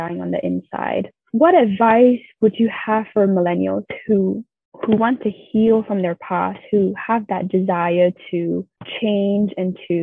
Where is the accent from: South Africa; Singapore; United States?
Singapore; growing up in Singapore, I felt like I had to have this cookie cutter life